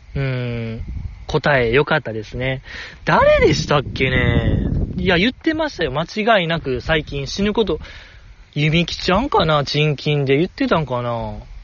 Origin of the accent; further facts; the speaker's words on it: Osaka, Japan; ずっと大阪で生まれ育ったにもかかわらず、なんかネイティブ関西弁があんまりできない